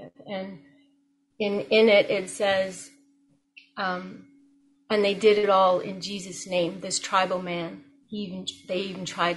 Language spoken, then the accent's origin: English; Jamaica; moved away; I was born in Jamaica